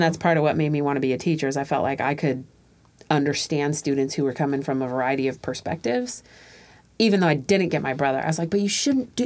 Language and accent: English; Tacoma, Washington, United States; also born or lived in Panama; So I too moved to Tacoma when I was two or three, and two. I was two